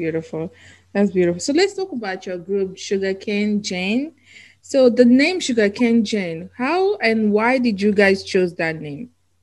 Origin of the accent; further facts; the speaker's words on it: Nigeria; I'm from Nigeria.